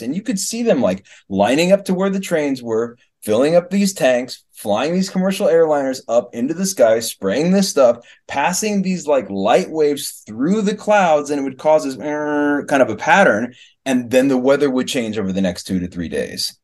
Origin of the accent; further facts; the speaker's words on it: Kansas City, Missouri, United States; moved away; also born or lived in Boston / Denver / California / California City, California; I grew up in the Kansas City area